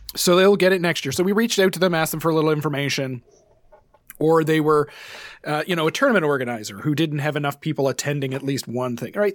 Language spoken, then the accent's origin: English; Canada; as a Canadian